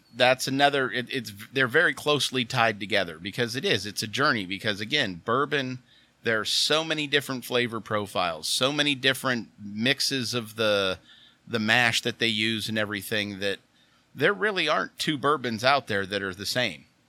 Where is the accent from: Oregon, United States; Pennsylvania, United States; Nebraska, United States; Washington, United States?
Pennsylvania, United States; Oil City; I'm originally from Oil City, Pennsylvania